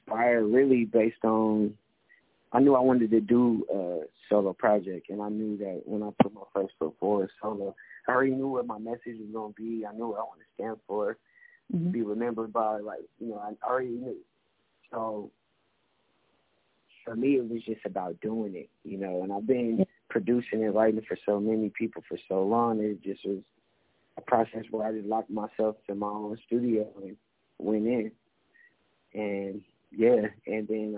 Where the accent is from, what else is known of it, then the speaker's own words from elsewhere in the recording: California, United States; growing up in Cali